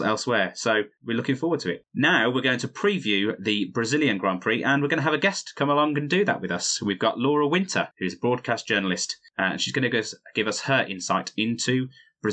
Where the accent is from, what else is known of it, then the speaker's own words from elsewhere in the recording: United Kingdom; And as a Brit, I've got a British bias.